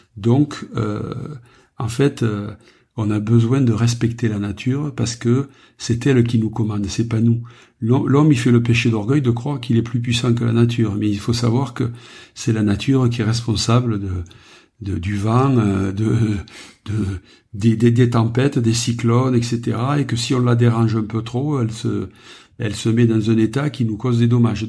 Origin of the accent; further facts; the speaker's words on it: Saint-André-de-Roquelongue, Occitania, France; also born or lived in Narbonne; né à Narbonne, j'ai vécu dans les Corbières les 30 premières années de ma vie dans un village qui s'appelle Saint-André de Roquelongue